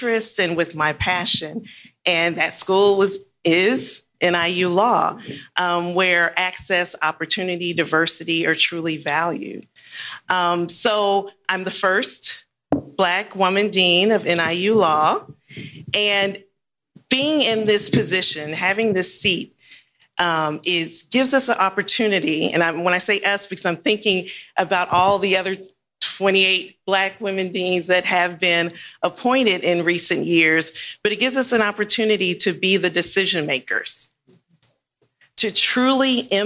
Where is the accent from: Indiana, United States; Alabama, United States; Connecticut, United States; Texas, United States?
Texas, United States; Houston; also born or lived in Los Angeles, California; back to Houston, my hometown